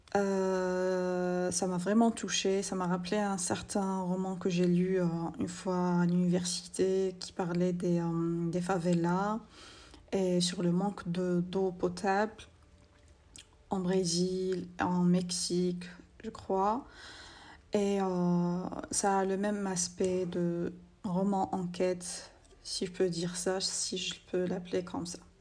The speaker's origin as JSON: {"language": "French", "country": "Algeria", "said": "je suis algérienne"}